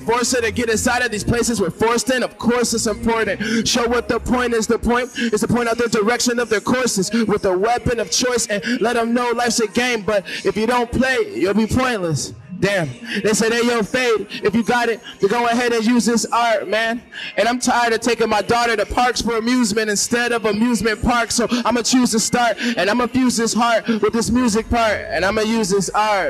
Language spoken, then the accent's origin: English; San Diego, California, United States; also born or lived in Hartford, Connecticut; I'm from Connecticut is where I was born, Hartford. Shout out to Hartford. But I live out here in San Diego now, and I've lived out here pretty much my whole life since I was a little kid